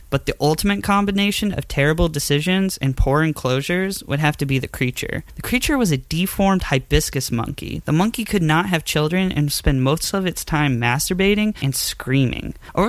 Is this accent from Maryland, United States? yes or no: yes; Thurmont, Maryland, United States; In high school, in my hometown, I worked at an independent zoo in Thurmont, Maryland.